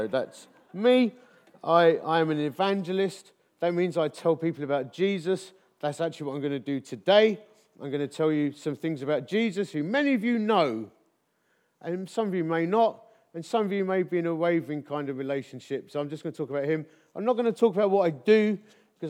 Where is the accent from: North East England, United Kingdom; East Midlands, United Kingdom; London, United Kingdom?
London, United Kingdom; Dagenham; now in Chesterfield, United Kingdom; I was born in Dagenham